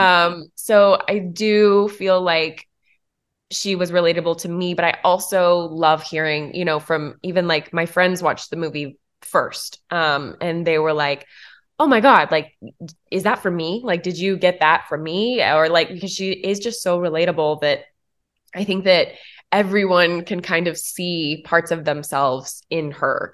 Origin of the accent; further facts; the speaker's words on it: Tennessee, United States; moved away; also born or lived in Atlanta; A small town in Tennessee